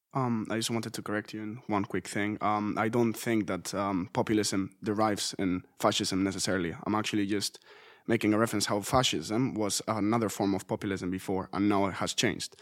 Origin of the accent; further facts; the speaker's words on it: Spain; moved away; In, in my home country